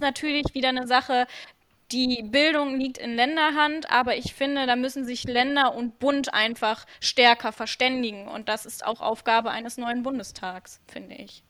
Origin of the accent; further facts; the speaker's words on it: Krefeld, North Rhine-Westphalia, Germany; bei uns in Krefeld